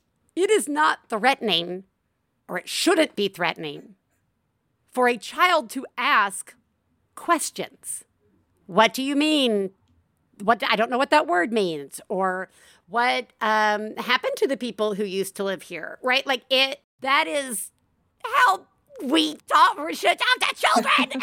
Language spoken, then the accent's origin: English; the South, United States; I am from the South and I grew up with ghosts